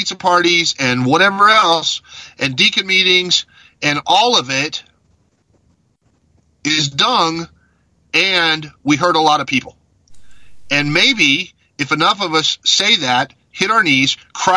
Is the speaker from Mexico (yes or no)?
yes; Mexico; moved away; I grew up in Mexico, where in every village there's a big cathedral